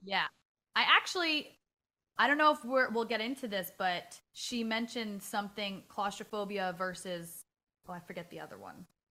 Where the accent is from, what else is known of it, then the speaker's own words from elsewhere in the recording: New York City, New York, United States; I'm from the Bronx, like, born and raised